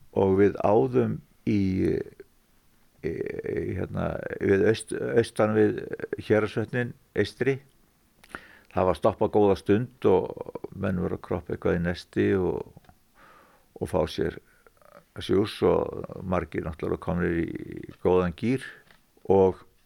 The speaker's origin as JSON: {"language": "Icelandic", "area": "Fnjóskadalur", "region": "Northeastern Region", "country": "Iceland", "tie": "born or raised there", "also_born_or_lived": "Vatnsdalur", "said": "ólst ég nú upp í Fnjóskardal að miklu reyti"}